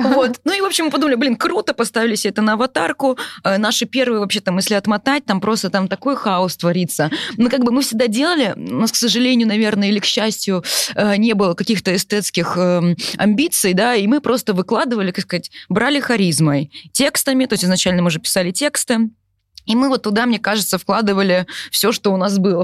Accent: Yaroslavl, Yaroslavl Oblast, Russia; now in Moscow, Russia; я, например, из Ярославля, но в Москве мы давно, да, мы живем в Москве, но, например, у меня куча одноклассников

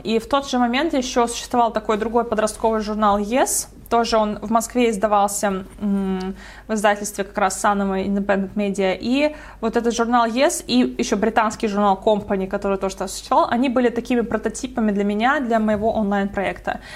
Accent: Estonia; moved away; Я сама из Эстонии

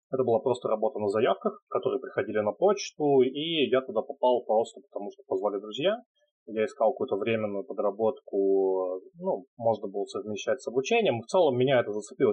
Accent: Nizhny Novgorod, Nizhny Novgorod Oblast, Russia; Сам я из Нижнего Новгорода

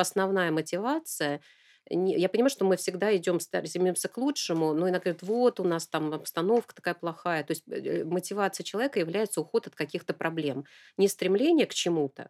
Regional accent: Novosibirsk, Novosibirsk Oblast, Russia; я родилась в Новосибирском академгородке

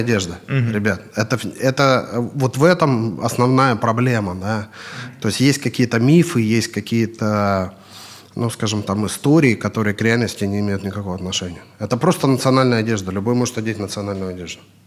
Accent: Kurgan, Kurgan Oblast, Russia; moved away as an adult; also born or lived in Yekaterinburg / Moscow; now in United Arab Emirates; Я в России вообще, я из города Курган

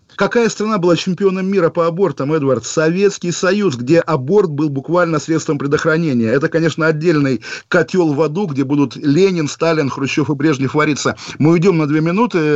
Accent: Kaliningrad, Kaliningrad Oblast, Russia; Я сам прекрасно помню, как в Калининграде

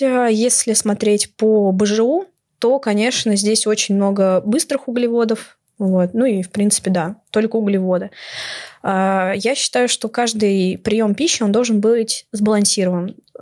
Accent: Moscow, Russia; мне 19 лет, я из Москвы

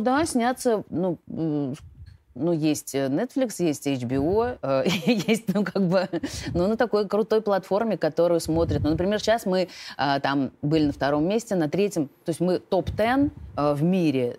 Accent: Russia; accent: Russian; Мы две из России

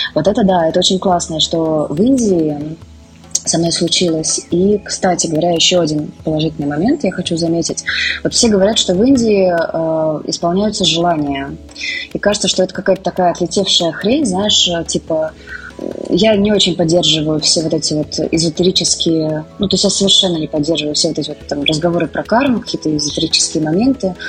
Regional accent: Russia; moved away as an adult; also born or lived in Moscow; now in India; мы из России

